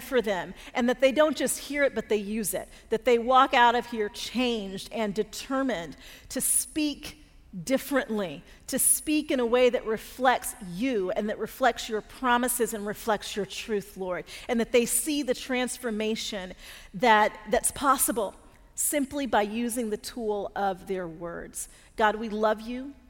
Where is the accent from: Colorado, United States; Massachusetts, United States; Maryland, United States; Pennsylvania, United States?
Colorado, United States; Denver; now in Atlanta, United States; we grew up in Denver and both ended up living in Atlanta